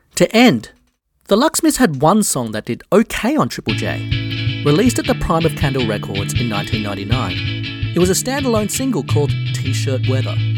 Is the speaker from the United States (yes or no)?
no; Australia; I'm Australian